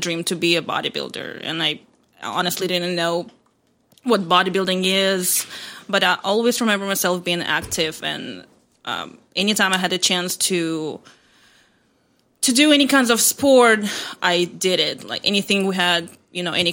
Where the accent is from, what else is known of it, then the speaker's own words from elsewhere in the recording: Moldova; moved away; I'm from Republic of Moldova. It's a small country between Ukraine and Romania.